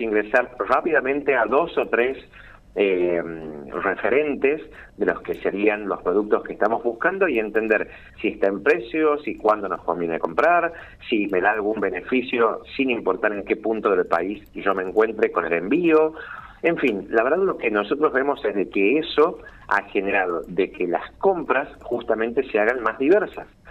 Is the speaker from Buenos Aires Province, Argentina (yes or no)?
no; San Miguel de Tucumán, Tucumán, Argentina; Soy de Tucumán y trabajo coordinando desde aquí todo el país